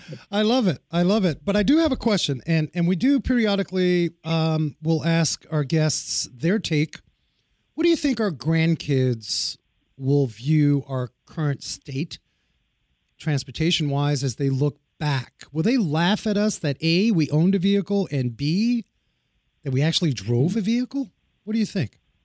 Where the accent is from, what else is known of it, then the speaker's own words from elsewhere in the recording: New York City, New York, United States; when I grew up in New York